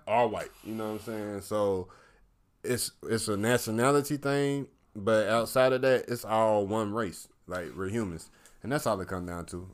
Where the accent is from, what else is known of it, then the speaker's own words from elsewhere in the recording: the South, United States; I'm from the South